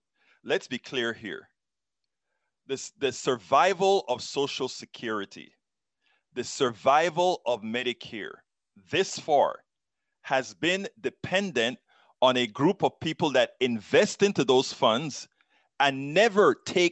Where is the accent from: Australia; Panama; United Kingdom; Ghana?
Panama; now in United States; I'm from Central America. I am from Panama